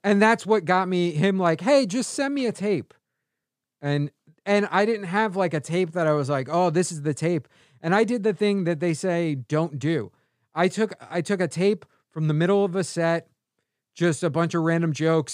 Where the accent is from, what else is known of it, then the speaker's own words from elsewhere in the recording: New York City, New York, United States; moved away as an adult; also born or lived in Chicago; now in Los Angeles, United States; I grew up on Staten Island